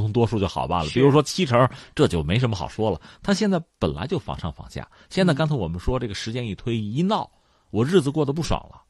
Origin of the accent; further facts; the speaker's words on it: China; 我们中国人